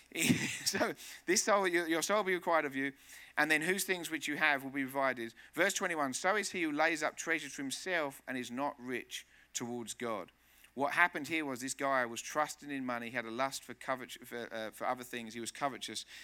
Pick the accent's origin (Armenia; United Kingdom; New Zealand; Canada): United Kingdom; England; also born or lived in Spain; now in United States; Living here in America, and I'm from England